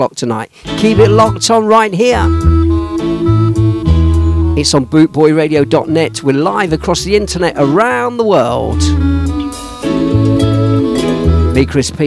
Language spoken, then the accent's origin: English; Leicester, East Midlands, United Kingdom; I was born in the red light district, the predominantly Indian and Jamaican area of Leicester, my hometown.